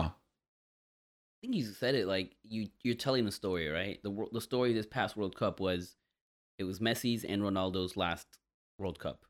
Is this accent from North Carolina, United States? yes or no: no; Miami, Florida, United States; I grew up a Dolphins fan because it's the city I'm from